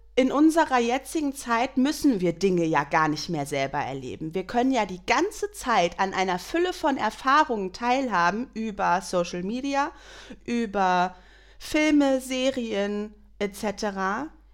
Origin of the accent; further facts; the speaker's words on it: Germany; wir als Deutsche